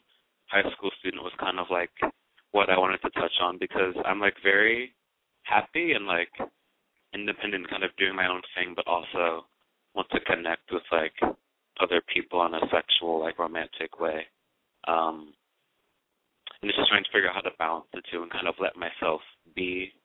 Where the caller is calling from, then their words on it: New York, United States; I'm calling from New York.